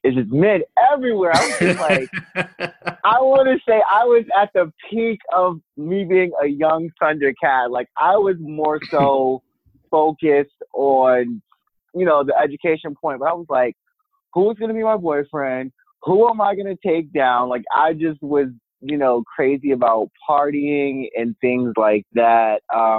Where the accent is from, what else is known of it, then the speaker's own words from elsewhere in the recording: Maryland, United States; also born or lived in Virginia; I'm originally from Maryland, but I spent high school in Virginia, and I went to college in Virginia